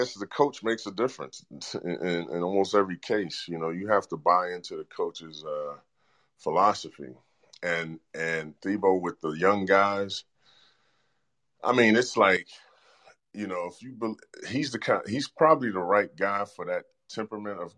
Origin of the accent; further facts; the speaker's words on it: New York, United States; moved away; also born or lived in Seattle; New York, I'm a New Yorker